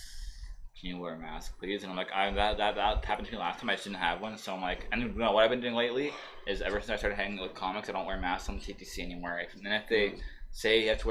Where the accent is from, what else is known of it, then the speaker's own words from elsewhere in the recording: Toronto, Ontario, Canada; I'm from Toronto